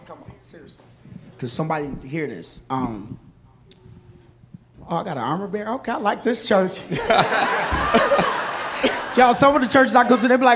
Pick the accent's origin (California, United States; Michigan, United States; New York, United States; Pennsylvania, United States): Michigan, United States; Kalamazoo; also born or lived in Chicago, Illinois; My family actually transitioned to Michigan, which I met Pastor Andrew. Kalamazoo, Michigan, so I was really raised in Kalamazoo